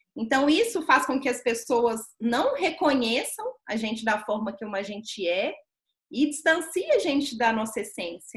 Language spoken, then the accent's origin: Portuguese; Belo Horizonte, Minas Gerais, Brazil; eu sou mineira de Belo Horizonte